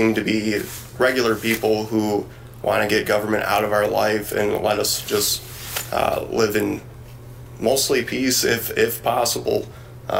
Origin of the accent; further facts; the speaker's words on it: Beloit, Wisconsin, United States; I grew up here in Beloit